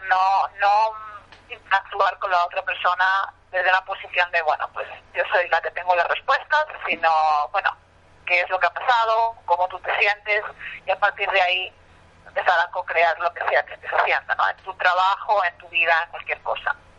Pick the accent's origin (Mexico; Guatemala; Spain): Spain; moved away as an adult; now in New York, United States; soy de Nueva York, yo soy española, ya quien me esté escuchando seguro que mi acento lo ha detectado inmediatamente